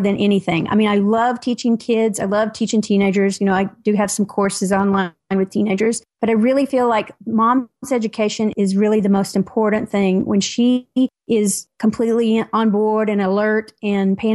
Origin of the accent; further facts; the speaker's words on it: Tennessee, United States; accent: Southern; moved away; I am a Southerner by birth. I'm from Tennessee originally, so if you hear a little bit of accent there, that's what that is